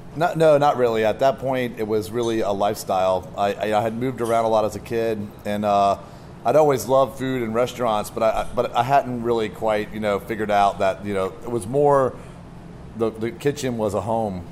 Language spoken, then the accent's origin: English; southeast coast of the United States, United States; also born or lived in Washington, D.C.; now in Portland, United States; born in D.C. and raised on the uh, southeast coast of the of uh, United States